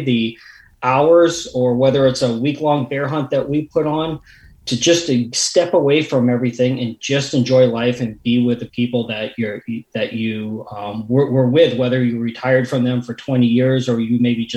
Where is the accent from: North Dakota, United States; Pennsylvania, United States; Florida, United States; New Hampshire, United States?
New Hampshire, United States; growing up in New Hampshire, living here all my life